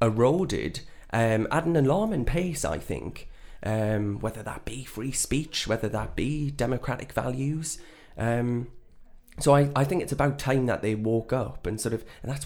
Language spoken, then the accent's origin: English; North East England, United Kingdom; I'm not. No, I'm from the North East.